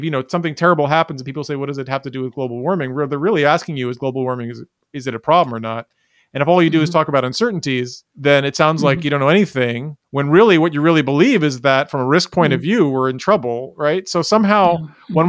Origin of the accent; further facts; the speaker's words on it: New York City, New York, United States; I grew up in New York City